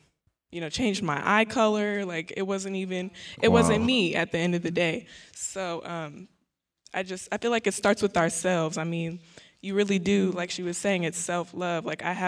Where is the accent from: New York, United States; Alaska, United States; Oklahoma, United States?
Oklahoma, United States; I'm actually from Oklahoma, too. I'm a psychology major here at Prairie View.